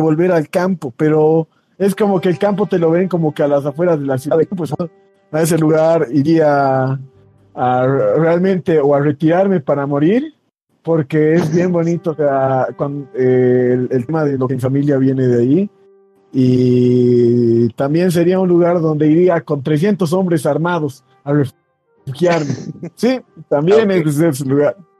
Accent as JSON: {"language": "Spanish", "area": "Muñecas Province", "region": "La Paz", "country": "Bolivia", "said": "Yo, yo vengo de la provincia de Muñecas"}